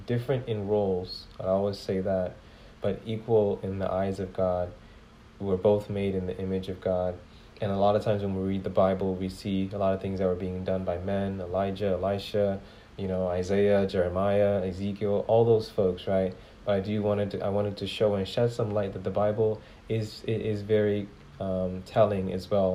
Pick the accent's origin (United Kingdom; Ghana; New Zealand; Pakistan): Ghana; I come from Ghana. When I say I come from Ghana, like, I was born in Ghana